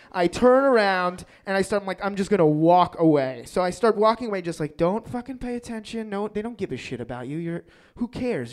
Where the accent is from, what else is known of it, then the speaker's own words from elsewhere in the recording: New York City, New York, United States; I grew up in Queens in New York